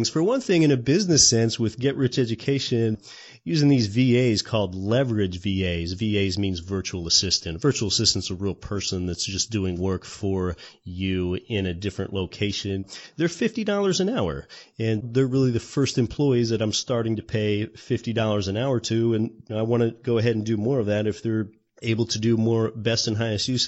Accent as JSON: {"language": "English", "town": "Anchorage", "region": "Alaska", "country": "United States", "tie": "born or raised there", "said": "It's called Denali. It's over 20,000 feet tall and it's right here in my home state of Alaska and I can even see it from my home city of Anchorage"}